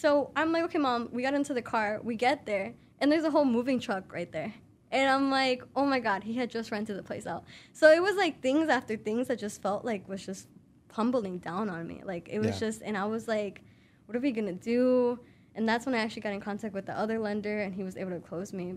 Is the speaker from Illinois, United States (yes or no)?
yes; Chicago, Illinois, United States; also born or lived in Palos; I'm here. I'm local. I'm from Chicago, but I was moving like honestly everywhere